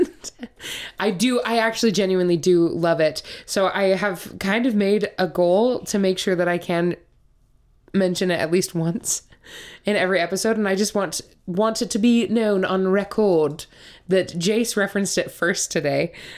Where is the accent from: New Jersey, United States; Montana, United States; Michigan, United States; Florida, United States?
Montana, United States; moved away; also born or lived in Utah; I'm originally from Montana.